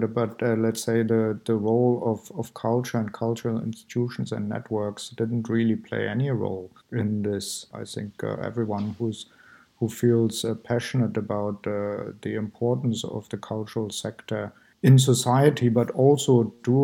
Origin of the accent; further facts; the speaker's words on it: East Germany, Germany; moved away as an adult; also born or lived in Amsterdam / Berlin; I grew up in East Germany.